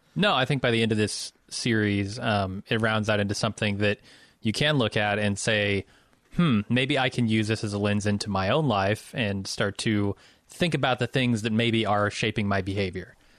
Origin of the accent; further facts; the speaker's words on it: Midwest, United States; also born or lived in Chicago; I'm from the Midwest